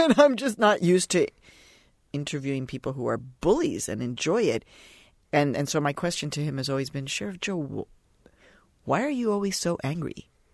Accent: Mexico; now in United States; I was born in Mexico

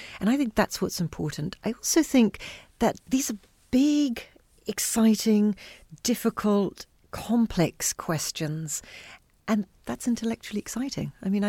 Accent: Haiti; also born or lived in Zambia / Solomon Islands; growing up in Zambia, Chincarta, growing up in Solomon Islands, and then Haiti for most of my childhood, much of my childhood

